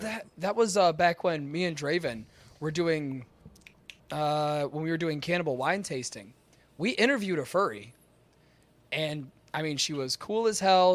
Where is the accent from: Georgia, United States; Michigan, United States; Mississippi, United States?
Michigan, United States; I am from Michigan.